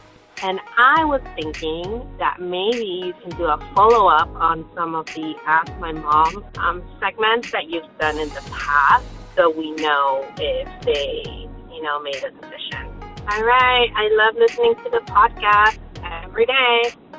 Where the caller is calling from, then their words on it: Encinitas, California, United States; I'm calling from Encinitas, California.